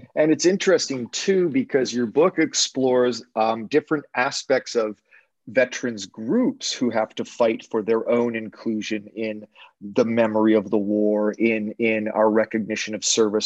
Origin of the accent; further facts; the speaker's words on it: Canada; as an English Canadian